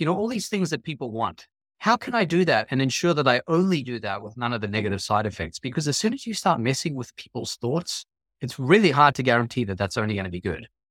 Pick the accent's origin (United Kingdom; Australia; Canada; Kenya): Australia; also born or lived in New York City, United States; now in Connecticut, United States; I grew up in Australia